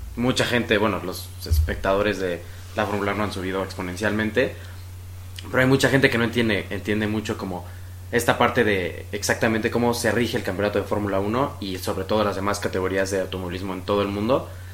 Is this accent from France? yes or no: no; Querétaro, Mexico; soy un piloto queretano de automovilismo